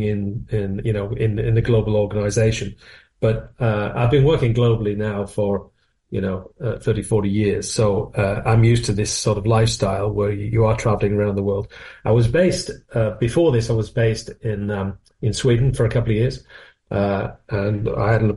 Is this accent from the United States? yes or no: no; North West England, United Kingdom; moved away as an adult; also born or lived in Milton Keynes; now in Northampton, United Kingdom; when you come down from the northwest of England, which is, you may lean for my accent, I was from the northwest.